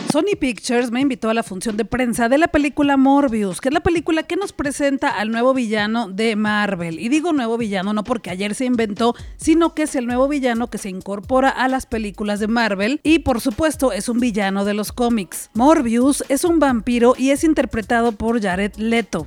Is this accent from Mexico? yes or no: yes; Guadalajara, Jalisco, Mexico; soy de Guadalajara, Jalisco, México